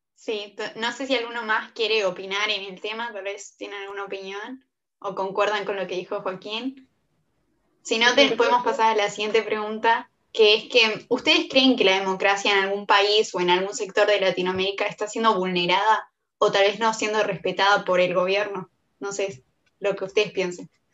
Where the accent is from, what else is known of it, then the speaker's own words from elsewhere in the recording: Colonia, Uruguay; yo soy de Colonia